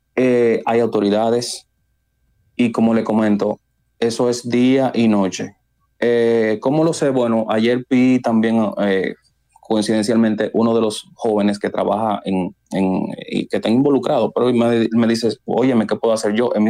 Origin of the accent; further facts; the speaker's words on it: San Cristóbal, Dominican Republic; moved away; en mi pueblo San Cristóbal